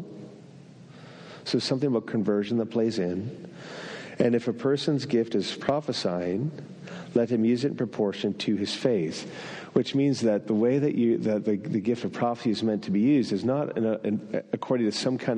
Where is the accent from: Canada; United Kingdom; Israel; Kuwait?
Canada; northern New Brunswick; first language French; English is a second language; moved away; I grew up in northern New Brunswick in a French community. I learned to swear in French first, which means that my mother tongue is French.